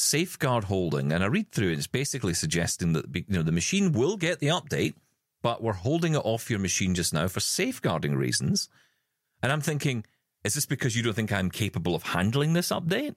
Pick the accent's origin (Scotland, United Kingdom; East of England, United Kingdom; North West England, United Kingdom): Scotland, United Kingdom; in our family, because we're Scottish, we say wabbly.